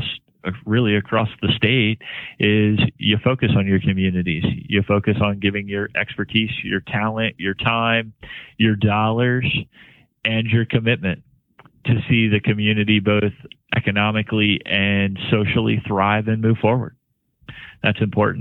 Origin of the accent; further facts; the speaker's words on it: Washington County, Maryland, United States; I grew up in Washington County and went to Frostburg State University, and, you know, I've been a lifelong Marylander